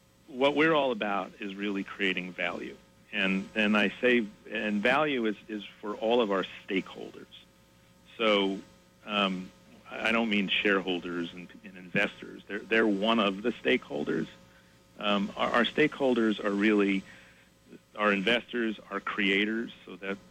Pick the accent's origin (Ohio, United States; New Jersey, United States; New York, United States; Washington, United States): New Jersey, United States; Linden; I grew up in Linden.